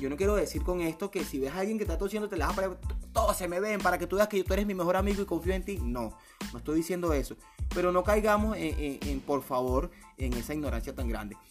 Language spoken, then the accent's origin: Spanish; Venezuela; Yo soy venezolano, lo he dicho en todos mis posts, yo vivo en Venezuela